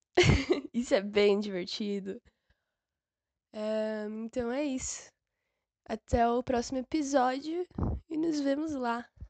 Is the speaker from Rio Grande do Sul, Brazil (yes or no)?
no; São Paulo, Brazil; eu moro em São Paulo, que é onde eu nasci